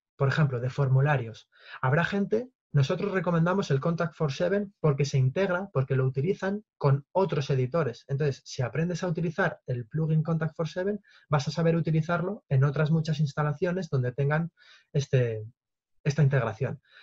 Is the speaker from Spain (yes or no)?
yes; Toledo, Castilla-La Mancha, Spain; yo soy de Toledo